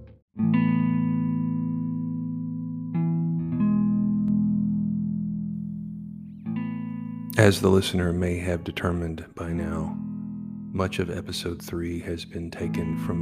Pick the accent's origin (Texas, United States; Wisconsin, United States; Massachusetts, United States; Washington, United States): Texas, United States; I grew up in Texas, came from a football family